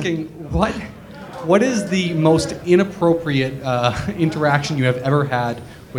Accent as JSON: {"language": "English", "town": "Merrick", "region": "New York", "country": "United States", "said": "I'm originally from Long Island."}